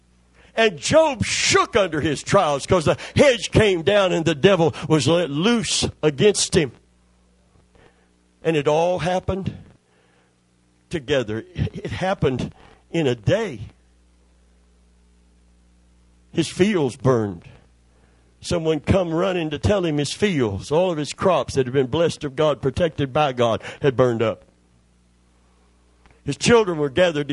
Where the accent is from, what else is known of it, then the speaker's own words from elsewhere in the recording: Kentucky, United States; I'm from Kentucky